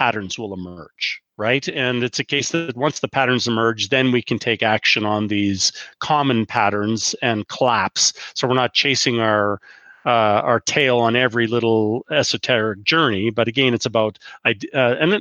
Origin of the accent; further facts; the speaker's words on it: Canada; As a Canadian